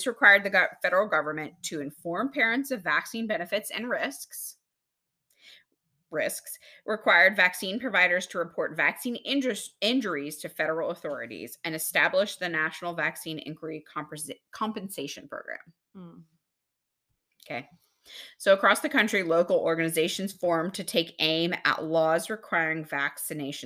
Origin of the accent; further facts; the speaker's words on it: Texas, United States; moved away; I'm from Texas